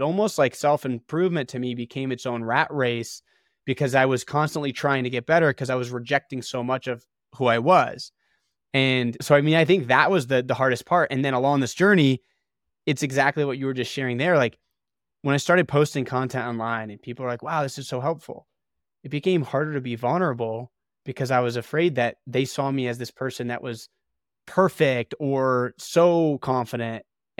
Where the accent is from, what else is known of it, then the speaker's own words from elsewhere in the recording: Ohio, United States; I grew up in Ohio.